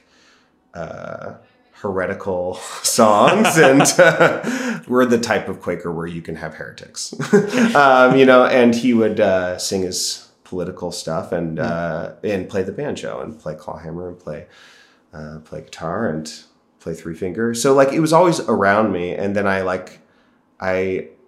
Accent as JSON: {"language": "English", "town": "Portland", "region": "Oregon", "country": "United States", "tie": "born or raised there", "also_born_or_lived": "Hillsboro, Oregon", "said": "I grew up here in Portland, and we're in Portland, Oregon at the moment"}